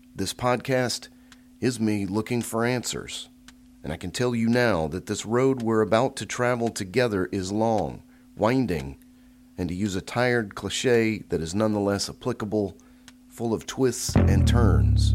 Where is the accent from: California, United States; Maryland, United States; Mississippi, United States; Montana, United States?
Mississippi, United States; Jackson; now in Tupelo, United States; I'm from Jackson, Mississippi, and I moved around a bit in my career, but eventually wound up working back in Mississippi